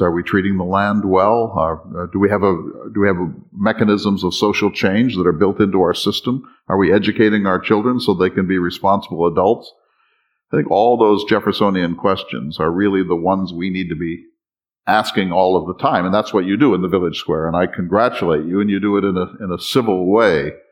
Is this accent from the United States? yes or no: yes; North Dakota, United States; I'm from North Dakota